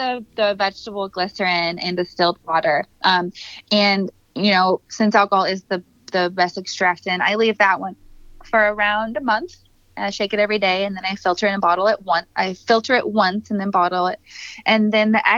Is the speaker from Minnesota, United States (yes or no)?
yes; Minnesota, United States; I'm from Minnesota